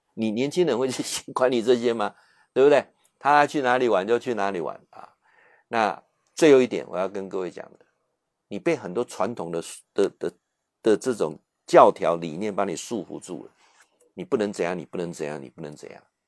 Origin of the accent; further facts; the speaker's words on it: Taiwan; 他才愣了一下说：“啊，你你你是我们台湾人哦？”